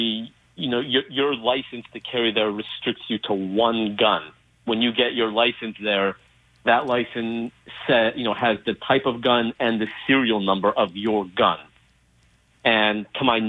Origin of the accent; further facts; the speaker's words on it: Los Angeles, California, United States; growing up in Los Angeles, growing up in a very apolitical family